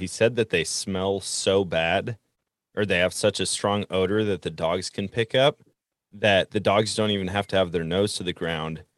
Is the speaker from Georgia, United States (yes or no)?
no; Wisconsin, United States; I grew up in Wisconsin